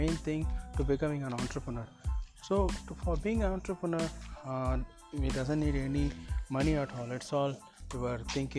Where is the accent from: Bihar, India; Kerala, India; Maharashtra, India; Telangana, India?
Telangana, India; Hyderabad; I am from Hyderabad